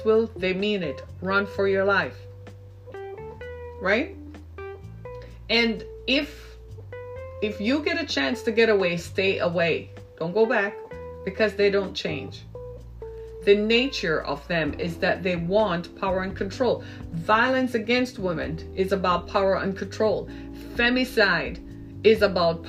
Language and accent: English; Jamaica; moved away as an adult; also born or lived in Orlando, Florida / Miami; now in United States; my home country of Jamaica.